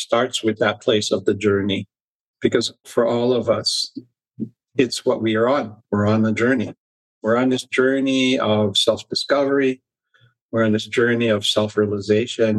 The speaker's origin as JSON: {"language": "English", "region": "Hawaii", "country": "United States", "tie": "born or raised there", "also_born_or_lived": "Mount Shasta / New Zealand", "moved": "yes", "lives_now": "Sedona, United States", "said": "I grew up in Hawaii"}